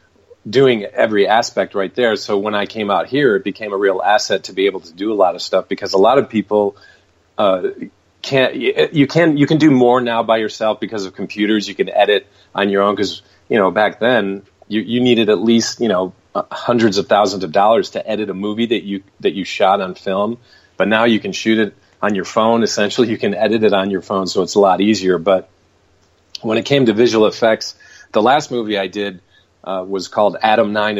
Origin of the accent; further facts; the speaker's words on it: Michigan, United States; moved away as an adult; now in Los Angeles, United States; I'm originally from Michigan, so I ended up moving out to Los Angeles in the early 90s